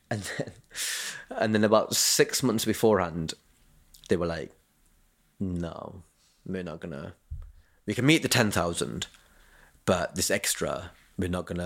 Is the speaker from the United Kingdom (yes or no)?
yes; Kent, South East England, United Kingdom; I'm from Kent